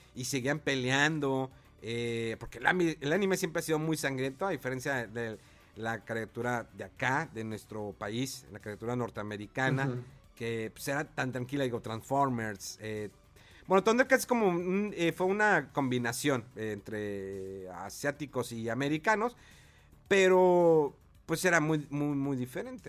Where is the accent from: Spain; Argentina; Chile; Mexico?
Mexico